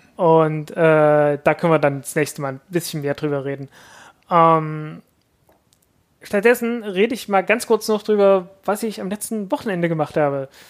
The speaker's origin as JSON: {"language": "German", "town": "Zeitz", "region": "Saxony-Anhalt", "country": "Germany", "tie": "born or raised there", "said": "im Kloster Posa bei Zeitz, meiner Heimatstadt."}